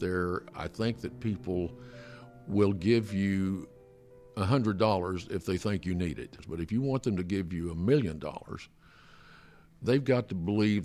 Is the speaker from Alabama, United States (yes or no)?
no; Alva, Oklahoma, United States; my hometown in Alva.